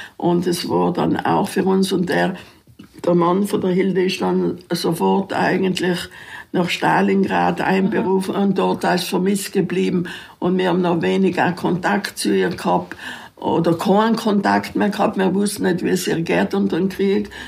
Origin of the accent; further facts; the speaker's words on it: South Tyrol, Trentino-Alto Adige, Italy; als Südtiroler die Hauswirtschaftsschulen in Imstadt oder Rot Holz besuchen